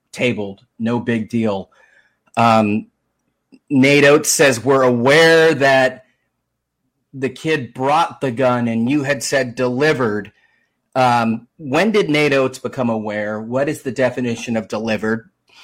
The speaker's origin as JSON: {"language": "English", "region": "Southern California", "country": "United States", "moved": "yes", "lives_now": "Chattanooga, United States", "said": "I'm originally from Southern California"}